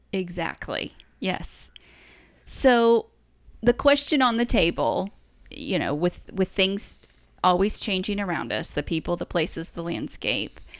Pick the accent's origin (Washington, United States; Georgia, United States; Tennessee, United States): Tennessee, United States; East; we came from East Tennessee